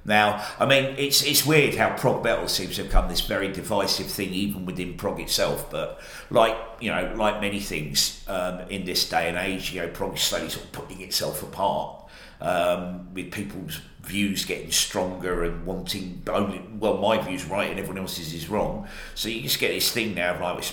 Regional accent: Australia; now in United Kingdom; I grew up in Australia

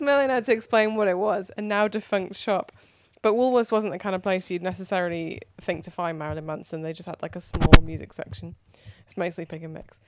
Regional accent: near Manchester, North West England, United Kingdom; I grew up near Manchester

